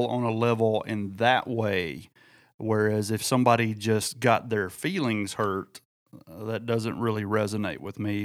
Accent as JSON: {"language": "English", "area": "near Oxford", "region": "Mississippi", "country": "United States", "tie": "born or raised there", "said": "between my hometown and Oxford, Mississippi"}